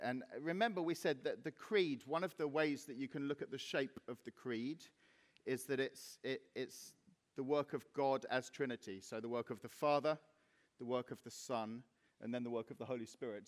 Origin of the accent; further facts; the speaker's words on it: Cyprus; now in Reading, United Kingdom; when I was 14 and growing up in Cyprus